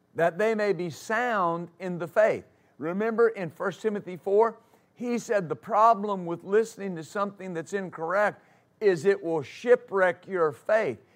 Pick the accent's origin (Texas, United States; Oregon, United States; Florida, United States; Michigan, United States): Texas, United States; West; I grew up in West Texas, and I grew up riding horses